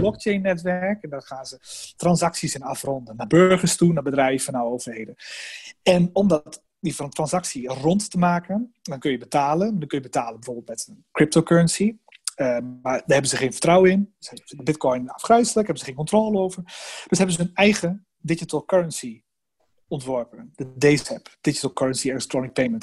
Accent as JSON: {"language": "Dutch", "country": "Netherlands", "said": "wij als Nederlanders"}